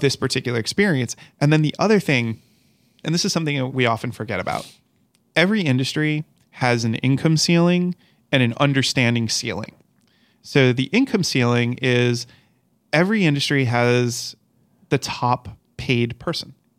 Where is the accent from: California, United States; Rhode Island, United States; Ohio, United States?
Rhode Island, United States; moved away; I'm from Rhode Island. And when I was in Rhode Island and I was getting my degree in education